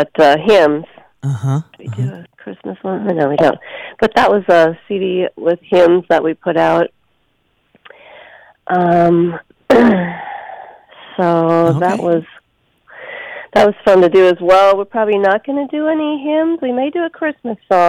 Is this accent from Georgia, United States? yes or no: no; Minneapolis, Minnesota, United States; now in Upper Peninsula, Michigan, United States; I'm from Northeast Minneapolis